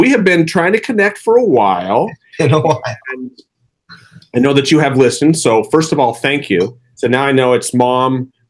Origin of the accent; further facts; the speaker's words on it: San Diego, California, United States; I am from San Diego as well